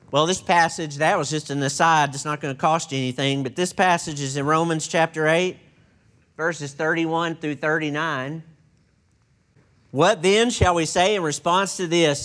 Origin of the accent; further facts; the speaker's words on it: Texas, United States; I'm from Texas, and I'm not sure that I qualify as a native English speaker